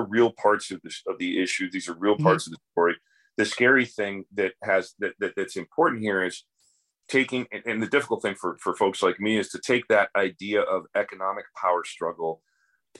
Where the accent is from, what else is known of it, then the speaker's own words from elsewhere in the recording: United States; I'm a mutt just like every other American